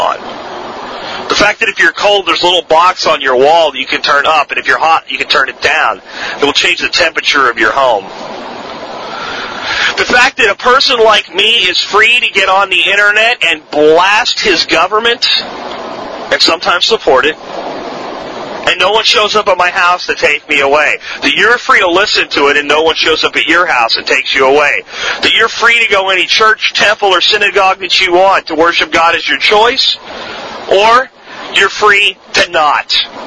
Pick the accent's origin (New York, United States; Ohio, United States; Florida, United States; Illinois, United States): Florida, United States; born or raised there; accent: Florida; also born or lived in Pennsylvania